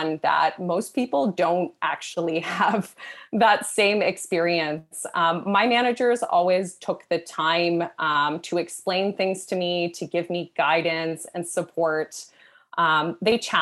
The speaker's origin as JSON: {"language": "English", "country": "Canada", "said": "I'm Canadian"}